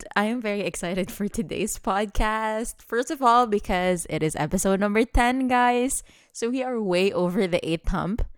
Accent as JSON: {"language": "English", "region": "Dubai", "country": "United Arab Emirates", "tie": "born or raised there", "said": "growing up in Dubai"}